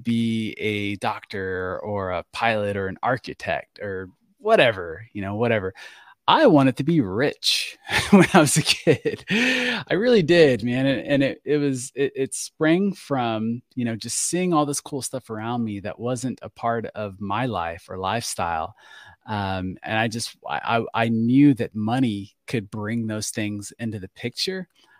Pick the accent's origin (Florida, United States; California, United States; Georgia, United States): Florida, United States; we finally settle in Florida. So Florida is where I call home. That is my home state.